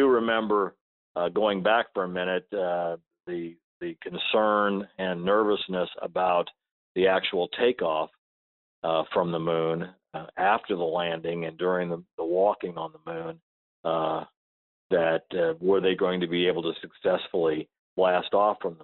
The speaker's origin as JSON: {"language": "English", "town": "Chamois", "region": "Missouri", "country": "United States", "tie": "born or raised there", "said": "My hometown was in was Chamois, Missouri, in Osage County, Missouri. We grew up on a farm out in the country"}